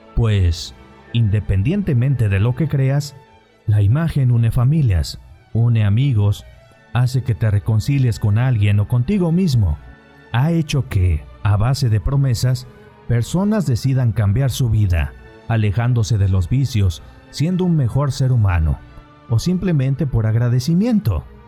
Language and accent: Spanish; Mexico; nos ha traído esta imagen como mexicanos